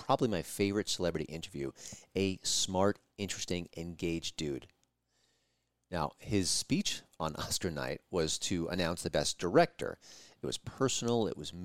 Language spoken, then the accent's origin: English; New York, United States; I listened to Howard Stern for like 20-plus years when I grew up in New York